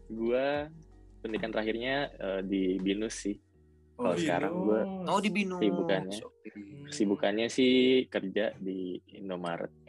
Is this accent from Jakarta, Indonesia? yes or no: yes; Jakarta, Indonesia; also born or lived in East Java; enggak, gue orang Jakarta. Gue sempet SMP di Jawa Timur setahun.